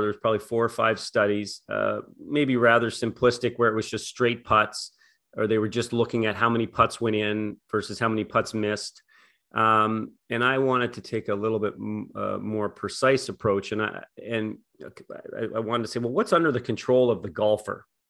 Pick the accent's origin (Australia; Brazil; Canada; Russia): Canada; I'm from Canada